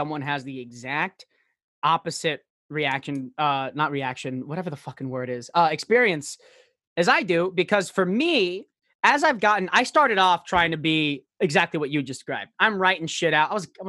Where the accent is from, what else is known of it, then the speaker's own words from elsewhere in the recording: Florida, United States; I'm from South Florida.